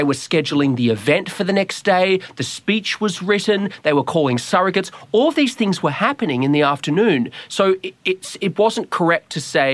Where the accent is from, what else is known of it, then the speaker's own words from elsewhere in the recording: Australia; moved away as an adult; now in Washington, D.C., United States; I'm from Australia